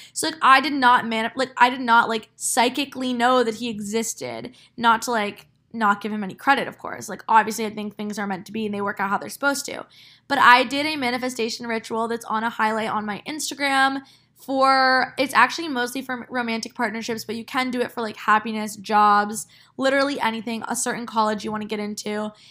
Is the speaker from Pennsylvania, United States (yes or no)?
no; New Jersey, United States; moved away as an adult; now in New York City, United States; my hometown